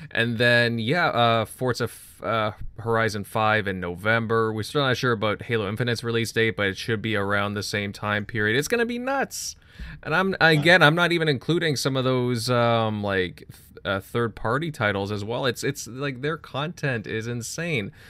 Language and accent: English; Canada; as a Canadian